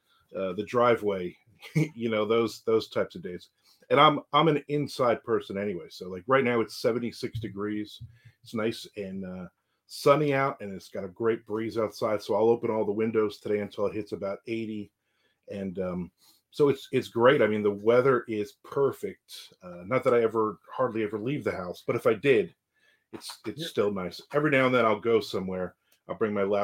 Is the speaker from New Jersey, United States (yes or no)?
yes; New Jersey, United States; moved away as an adult; now in Jacksonville, Florida, United States; I was born and raised in New Jersey. I came down here in 2001